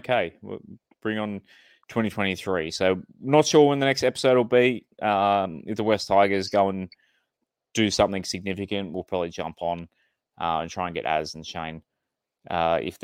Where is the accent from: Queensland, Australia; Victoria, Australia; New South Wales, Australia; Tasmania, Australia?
New South Wales, Australia; Central Coast; You can tell I grew up in the Central Coast